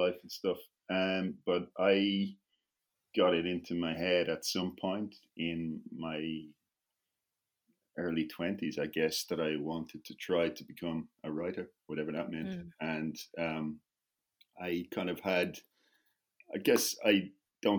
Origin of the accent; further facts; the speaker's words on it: Dublin, Leinster, Ireland; moved away as an adult; also born or lived in Bogota, Colombia; now in Berlin, Germany; I live in Germany now, in Berlin, but I grew up in Dublin, the capital